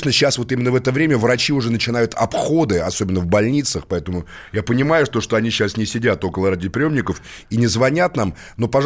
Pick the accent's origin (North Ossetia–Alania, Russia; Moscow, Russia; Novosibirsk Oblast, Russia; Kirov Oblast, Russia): Moscow, Russia; born there; Нет, я тоже родился в Москве